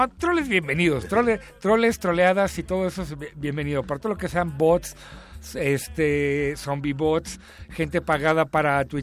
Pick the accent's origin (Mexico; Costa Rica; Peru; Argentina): Mexico; siendo mexicano, pensando desde México, viviendo como mexicano, organizándose pues, este, políticamente como mexicano o mexicana